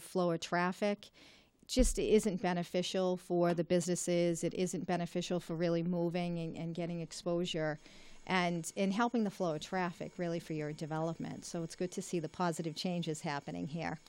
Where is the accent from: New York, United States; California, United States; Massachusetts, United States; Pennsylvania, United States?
Massachusetts, United States; Reading; also born or lived in Malden, Massachusetts / Wakefield, Massachusetts; the communities in my district and happens to be my hometown